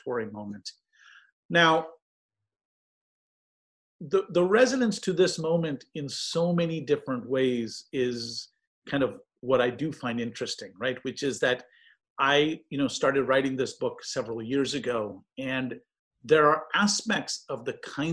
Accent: East Bay, California, United States; now in Santa Barbara, United States; I grew up in the East Bay playing public courts

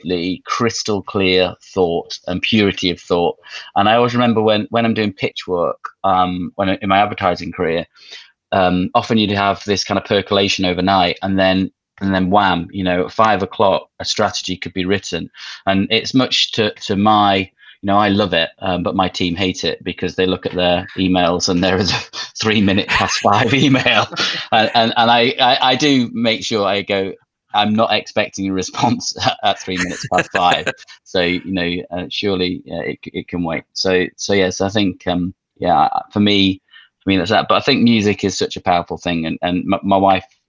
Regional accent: Manchester, North West England, United Kingdom; I grew up in Manchester

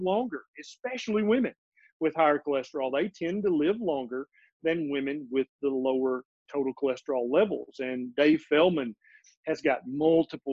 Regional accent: Middle Tennessee, United States; also born or lived in Memphis, Tennessee; I was born and raised in Middle Tennessee.

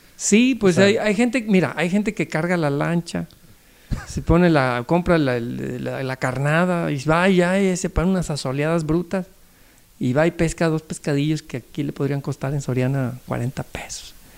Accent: Acapulco, Guerrero, Mexico; also born or lived in Nuevo Laredo, Tamaulipas; allá en Acapulco, que es donde me crié. Yo nací en Nuevo Laredo, Tamaulipas, pero me crié en Acapulco

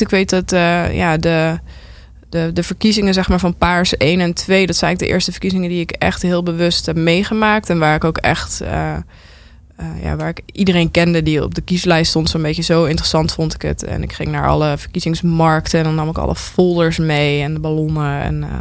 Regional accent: North Brabant, Netherlands; ik kom uit Brabant

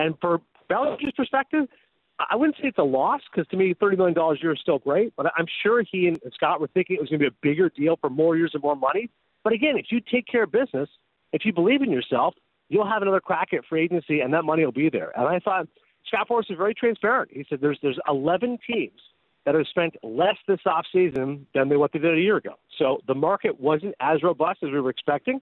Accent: Canada; I'm growing up in Canada

